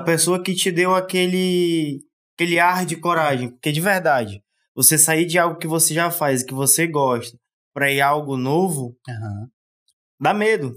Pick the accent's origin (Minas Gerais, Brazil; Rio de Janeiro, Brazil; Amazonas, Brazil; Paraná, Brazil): Amazonas, Brazil; Manaus; Sou de Manaus.